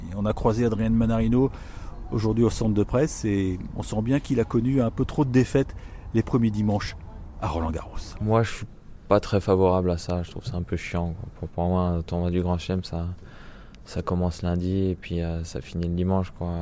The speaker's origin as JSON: {"language": "French", "country": "France", "said": "quand on est français"}